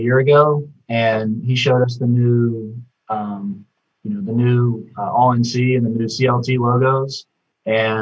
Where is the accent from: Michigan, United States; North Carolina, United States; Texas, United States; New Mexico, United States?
North Carolina, United States; Charlotte; we're all from Charlotte. So getting to design our hometown college baseball team's uniform